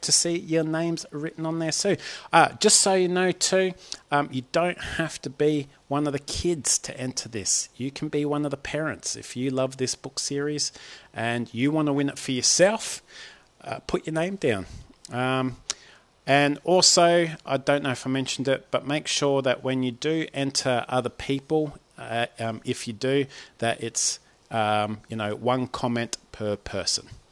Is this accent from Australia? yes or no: yes; Australia; Aussie Dad